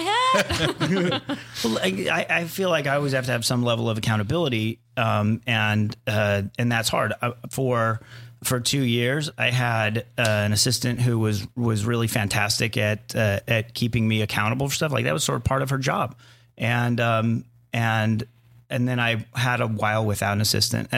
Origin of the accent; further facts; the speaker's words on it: Arizona, United States; I grew up in Arizona